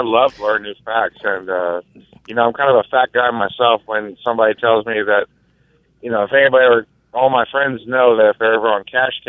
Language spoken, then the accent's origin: English; Clearwater, Florida, United States; now in Ripley, United States; I'm from South Florida originally